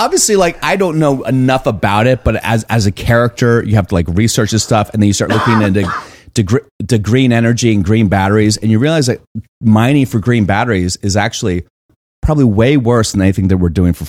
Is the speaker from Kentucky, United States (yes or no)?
no; Virginia, United States; I'm from Virginia.